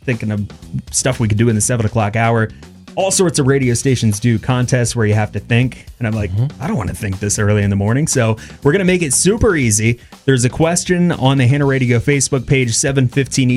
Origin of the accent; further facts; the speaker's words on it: Sunbury, Pennsylvania, United States; I was born and raised here in Sunbury